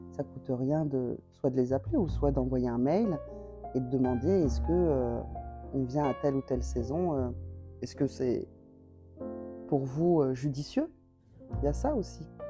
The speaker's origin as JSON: {"language": "French", "town": "Montpellier", "region": "Occitania", "country": "France", "said": "on est de Montpellier"}